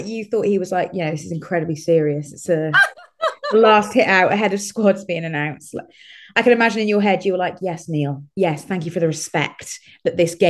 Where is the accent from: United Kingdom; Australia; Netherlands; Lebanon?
United Kingdom; I'm British. My parents served Her Majesty the Queen.